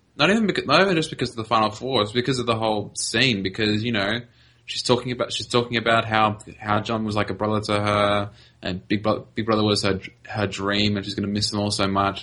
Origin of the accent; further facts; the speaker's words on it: Australia; I'm Australian.